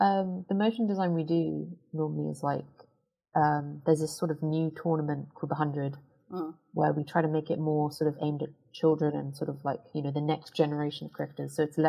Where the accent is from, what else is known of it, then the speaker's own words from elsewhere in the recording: Kent, South East England, United Kingdom; moved away as an adult; now in London, United Kingdom; my dad is from Newcastle in England, and I grew up in Kent.